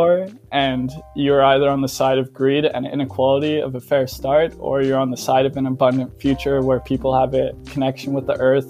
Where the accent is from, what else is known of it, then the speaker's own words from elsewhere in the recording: Canada; also born or lived in Netherlands / Belgium / Australia; I was born in the Netherlands, but I've lived in Canada most of my life, as well as like places like Belgium and Australia.